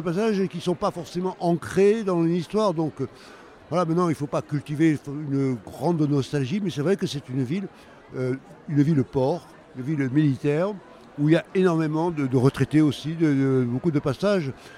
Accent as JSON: {"language": "French", "town": "Toulon", "region": "Provence-Alpes-Côte d'Azur", "country": "France", "tie": "born or raised there", "said": "Moi, je suis euh, viens d'un quartier de Saint-Jean-du-Var"}